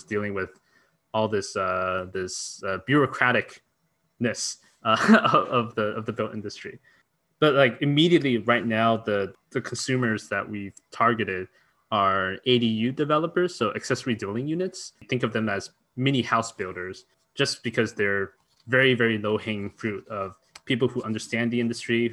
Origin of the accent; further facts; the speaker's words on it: Mountain View, California, United States; the house where I grew up in Mountain View is literally down the street, walking distance from YC